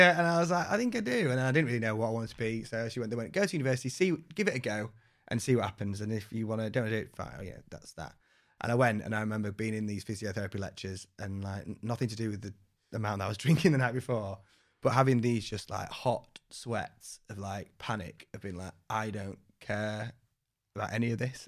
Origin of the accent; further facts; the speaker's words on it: Wakefield, Yorkshire and the Humber, United Kingdom; I grew up in Wakefield